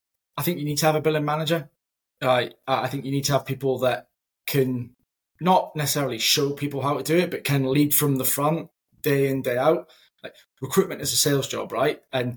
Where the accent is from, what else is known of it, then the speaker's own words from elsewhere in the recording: Edinburgh, Scotland, United Kingdom; moved away as an adult; now in Manchester, United Kingdom; When I was relocated from Edinburgh to Manchester, those first couple of months, I was what on earth am I doing? I've left a successful desk, a successful team, and now I'm in a new city, new environment. This Scottish lad, can't tell by the accent now, it's completely gone.